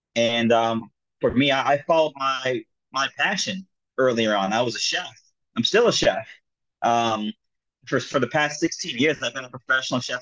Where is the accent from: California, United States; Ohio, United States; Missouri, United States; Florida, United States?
Florida, United States; South; also born or lived in Jamaica (ancestry); now in New York City, United States; I was born here in uh, New York City. I grew up in South Florida, um, and now I, I, came back to live in New York City, um, child of uh, Jamaican immigrants